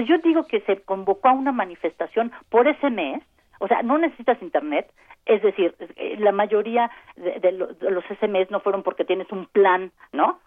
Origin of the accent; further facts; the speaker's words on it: Mexico; como sociedad mexicana diversa, compleja